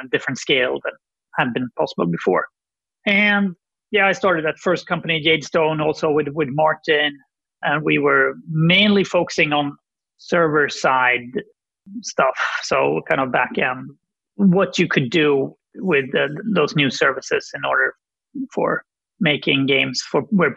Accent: Sweden; I'm from Sweden

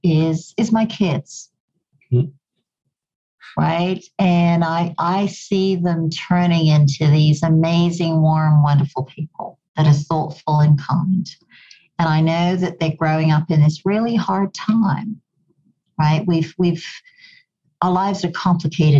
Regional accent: Kenya; accent: a bit of an English accent; also born or lived in Goa, India; now in Canada; I grew up in Kenya, I have a bit of an English accent because it used to be a British colony. And of course, I now live in Canada

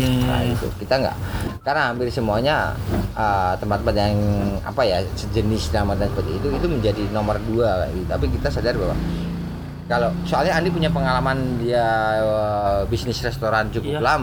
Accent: Surakarta, Central Java, Indonesia; Sebagai orang Solo

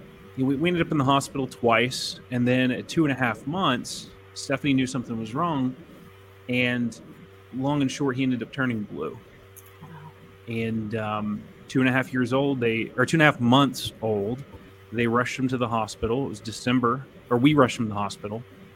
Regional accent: West Virginia, United States; I grew up in West Virginia

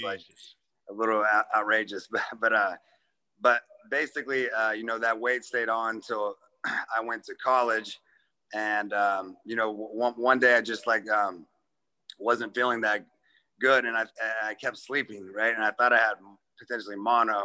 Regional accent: Kansas City, Missouri, United States; moved away as an adult; also born or lived in Memphis, Tennessee / New York; especially in Kansas City, like, you know, it's your hometown

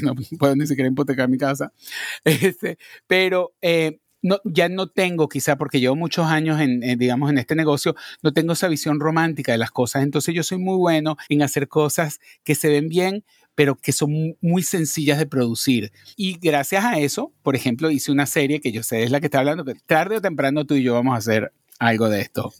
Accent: Venezuela; moved away as an adult; also born or lived in Madrid, Spain; now in New York, United States; yo nací en Madrid. Lo que pasa es que mi familia se fue a vivir a Venezuela cuando yo tenía cuatro años.

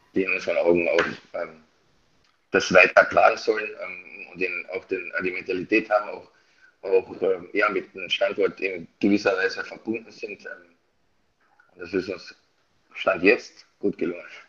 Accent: Austria; now in Bad Nauheim, Germany; ich bin Österreicher

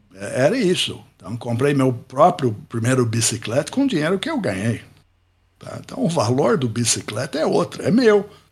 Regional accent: Pittsburgh, Pennsylvania, United States; Portuguese is a second language; moved away as an adult; also born or lived in Ohio / Campinas, Brazil; now in Brazil; Eu nasci em Pittsburgh, sou americano, Pittsburgh, Pensilvânia. Nasci num bairro operário

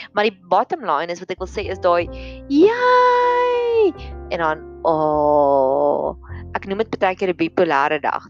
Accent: Free State, South Africa; in my skool waar ek groot geword het in die Vrystaat

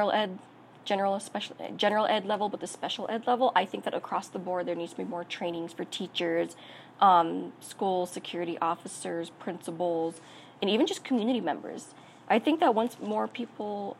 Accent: Albuquerque, New Mexico, United States; I was born and raised in New Mexico. On both sides of my family, from my parents, were from northern New Mexico, but I was born and raised here in Albuquerque.

